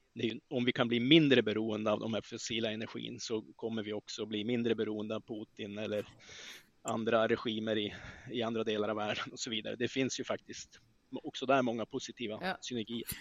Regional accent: northern Sweden, Sweden; min hembygd i norra Sverige

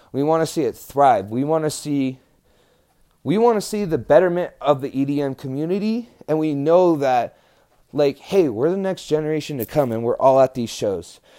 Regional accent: New Mexico, United States; I was from New Mexico

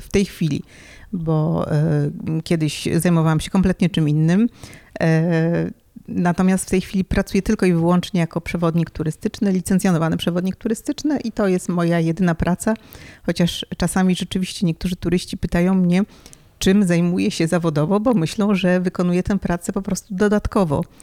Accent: Warsaw, Masovian Voivodeship, Poland; moved away as an adult; now in Paris, France; Pochodzę z Warszawy i, i tam e, no, dorastałam, byłam tam całą swoją edukację

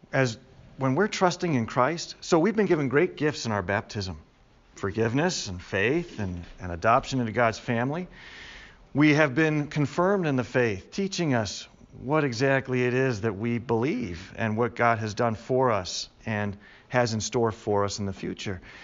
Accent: Chicago, Illinois, United States; I grew up in Chicago

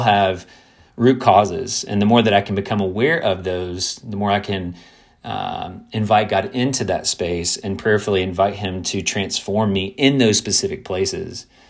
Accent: Kentucky, United States; growing up in the South, growing up in a predominantly white context in, in Kentucky

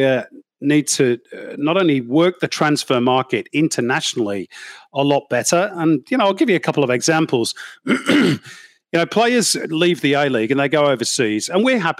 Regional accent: United Kingdom; now in Australia; I'm British

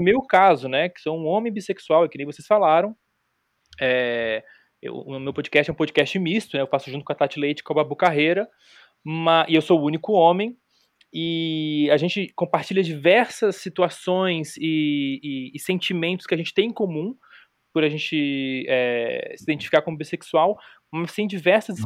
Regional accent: Florianópolis, Santa Catarina, Brazil; eu sou de Florianópolis, eu sou dos anos 80

